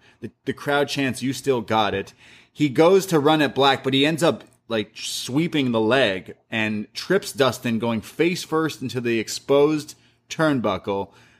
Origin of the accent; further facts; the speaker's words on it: Canada; I'm a Canadian. You can't... Some Americans are laughing at us right now.